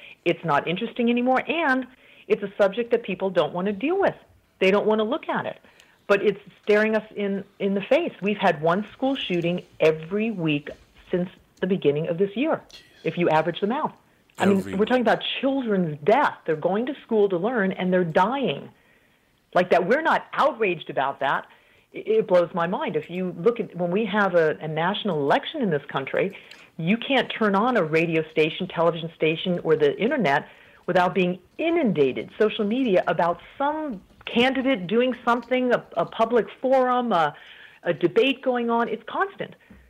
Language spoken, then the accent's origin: English; Colorado, United States; moved away as an adult; So I'm a native of Colorado, but I moved overseas quite early. Actually, I had not yet finished college.